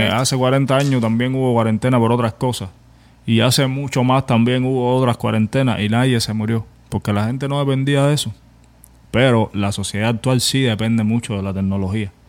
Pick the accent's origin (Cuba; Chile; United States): Cuba; moved away; vengo de Cuba, tengo patrones de carencia